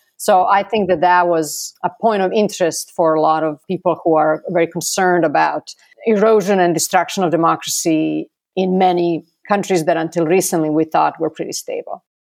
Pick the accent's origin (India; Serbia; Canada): Serbia; Belgrade; now in Atlanta, United States; I was also born in Belgrade in nineteen seventy.